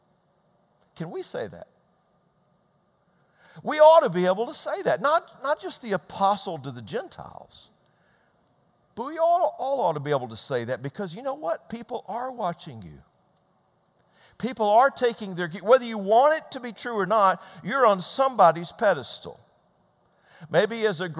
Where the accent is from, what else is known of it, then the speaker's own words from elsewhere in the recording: Georgia, United States; moved away as an adult; also born or lived in Midwest; We grew up in Georgia. That's where I'm from.